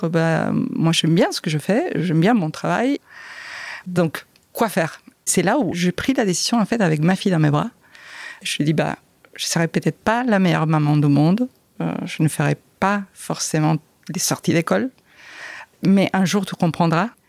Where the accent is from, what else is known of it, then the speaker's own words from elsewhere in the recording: France; Donc euh, mes enfants ont été élevés en espagnol, ici en France, on est nés en France euh, et élevés en espagnol.